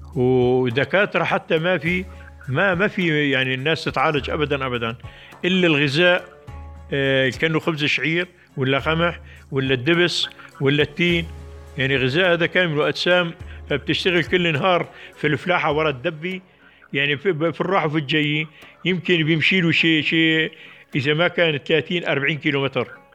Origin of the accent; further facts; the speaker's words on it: Jabal al-Zawiya, Idlib Governorate, Syria; قريتي اللي هي كان صفراء